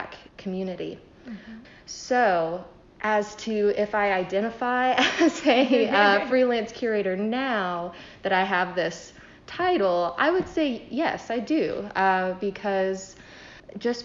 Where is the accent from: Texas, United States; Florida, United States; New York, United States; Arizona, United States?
Florida, United States; Jacksonville; moved away as an adult; now in Southwest Virginia, United States; I'm originally from Jacksonville, Florida